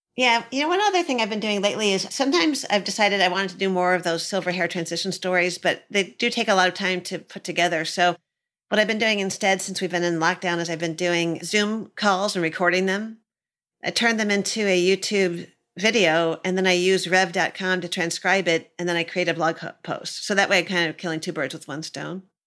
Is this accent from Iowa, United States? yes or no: no; Michigan, United States; I'm from Michigan